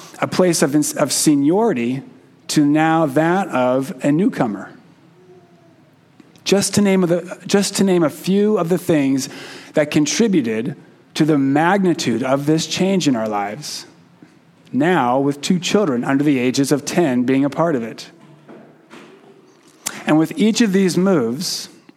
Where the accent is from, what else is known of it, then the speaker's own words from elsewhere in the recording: Keno, Oregon, United States; also born or lived in Canby, Oregon / Klamath Falls, Oregon; growing up in Keno, which is a small town outside of Klamath Falls, Oregon